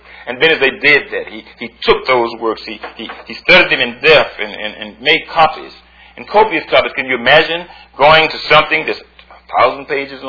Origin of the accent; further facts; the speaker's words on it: Virginia, United States; I'm from Virginia